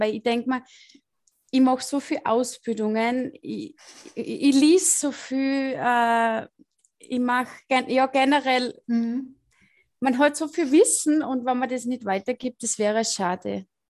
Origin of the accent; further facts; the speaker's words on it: Austria; accent: Salzkammergut dialect; Ich komme aus dem Salzkammergut. Deswegen mein, äh, mein Deutsch ist nicht so gut.